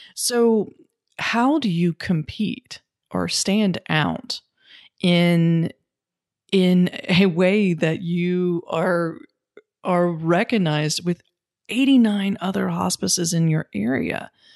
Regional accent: North Carolina, United States; my home state of North Carolina

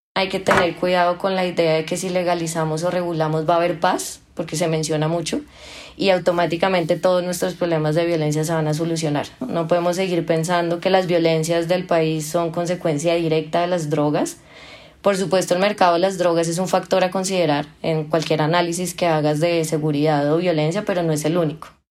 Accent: Colombia; Yo como ciudadana colombiana

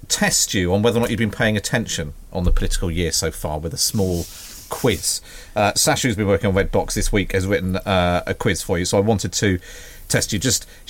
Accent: Taunton, South West England, United Kingdom; I am from Taunton.

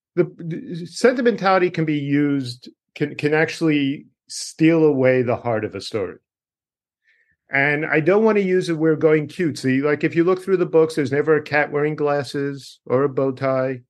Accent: Dix Hills, New York, United States; moved away; where I am from is a town called Dix

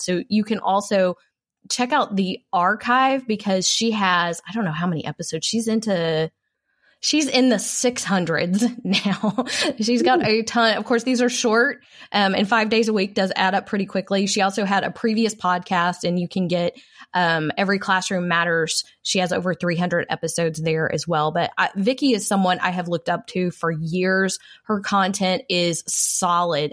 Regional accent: Texas, United States; I am a Texan, a proud Texan

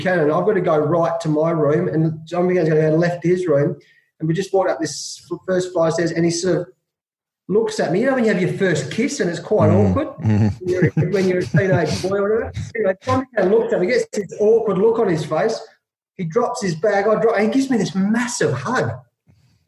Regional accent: Australia; as an Aussie bloke

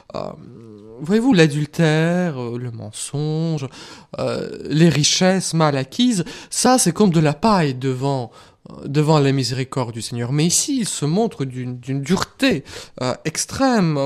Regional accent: Russia; moved away; moi, je viens de la Russie, je connais euh, ce que c'est que l'Église persécutée

